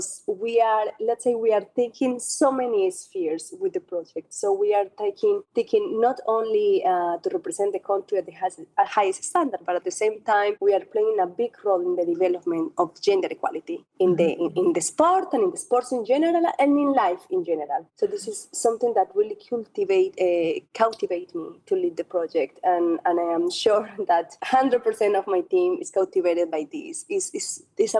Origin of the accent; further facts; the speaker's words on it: Colombia; also born or lived in Europe; now in Abu Dhabi, United Arab Emirates; I was born in a country where cycling is everything.